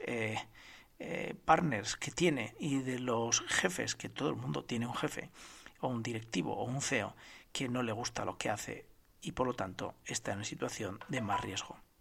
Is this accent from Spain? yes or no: yes; Spain; que somos todos los españoles